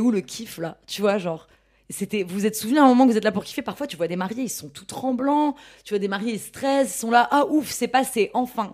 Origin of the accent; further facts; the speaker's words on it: Ch'ti, Hauts-de-France, France; je suis ch'ti